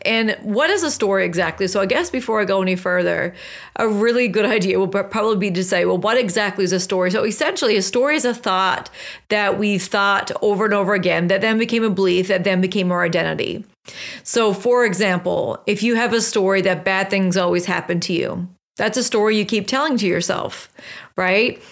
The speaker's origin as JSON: {"language": "English", "area": "West Coast of Newfoundland", "region": "Newfoundland and Labrador", "country": "Canada", "tie": "born or raised there", "moved": "yes", "said": "I just returned back from a trip home, which is the West Coast of Newfoundland"}